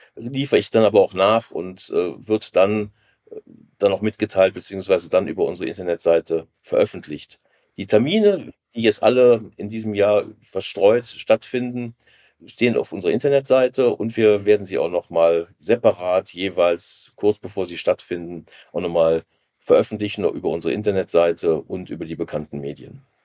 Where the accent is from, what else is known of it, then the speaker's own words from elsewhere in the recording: Rhineland, Germany; Ich bin im Rheinland geboren